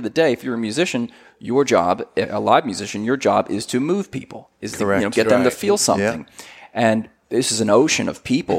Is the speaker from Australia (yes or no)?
no; New Jersey, United States; moved away as an adult; also born or lived in California; I grew up in New Jersey, and at that point, 10th grade, I was like, I want out of here